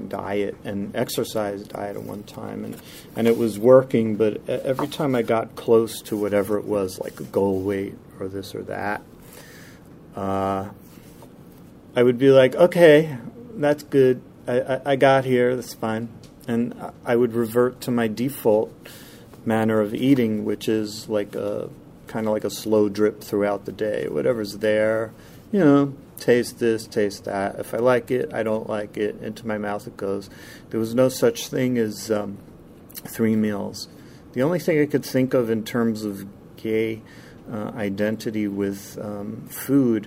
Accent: United States; I'm from the New York metro area

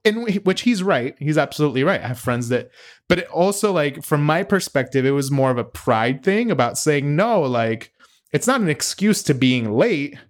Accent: United States; as a American

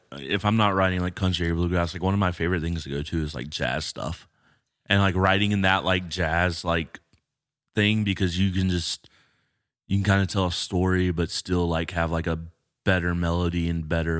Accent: the South, United States; I'm from the South.

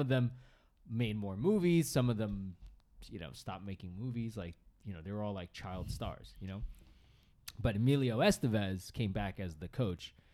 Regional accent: Northeast, United States; I grew up in the Northeast where everyone played hockey

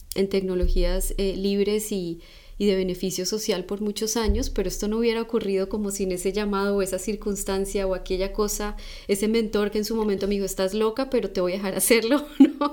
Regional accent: Colombia; yo soy de Colombia

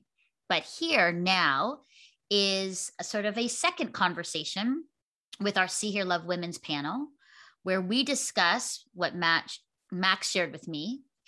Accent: Burlington, Ontario, Canada; I'm here in my hometown of Burlington, Ontario, hanging out downtown in our village square.

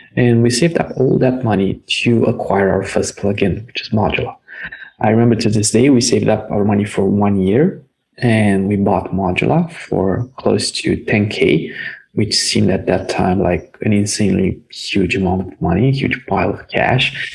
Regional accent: Romania; we're from Romania

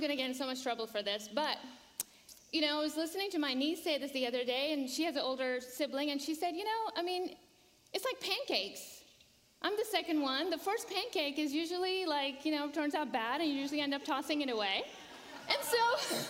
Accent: Kuwait; now in Charlotte, United States; So we grew up in Kuwait. You know, our parents. Uh, immigrated from uh, from Pakistan, and uh, we, the, you know, mom and dad just kind of set their roots in in uh, in Kuwait, and uh, we were all born there

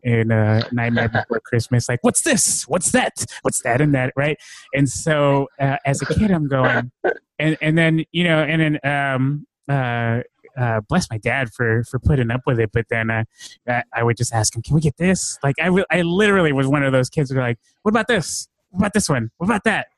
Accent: Vallejo, California, United States; also born or lived in San Francisco; I moved to Vallejo when I was about four or five

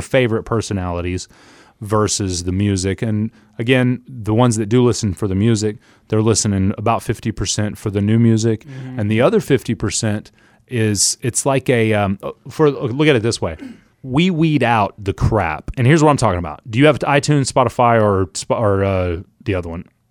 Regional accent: Oklahoma City, Oklahoma, United States; moved away; I was born and raised in Oklahoma City

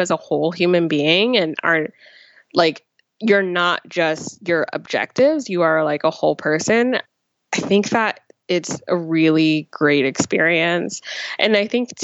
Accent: New Jersey, United States; I grew up in New Jersey

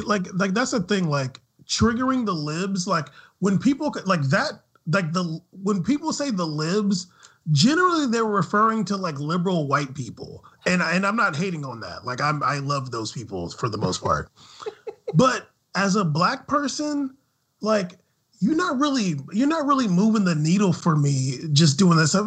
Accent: United States; as an American

